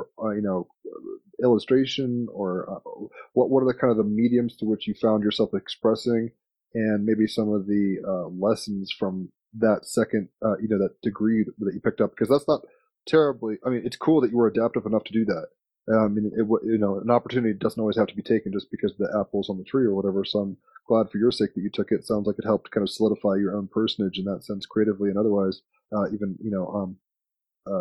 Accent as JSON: {"language": "English", "town": "Richmond", "region": "Virginia", "country": "United States", "tie": "born or raised there", "said": "I grew up in Richmond, Virginia"}